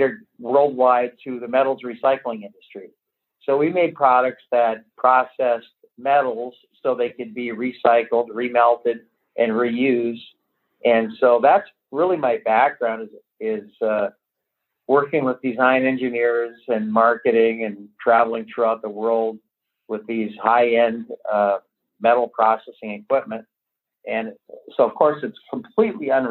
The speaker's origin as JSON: {"language": "English", "town": "Two Harbors", "region": "Minnesota", "country": "United States", "tie": "born or raised there", "also_born_or_lived": "Duluth", "said": "I grew up in Two Harbors"}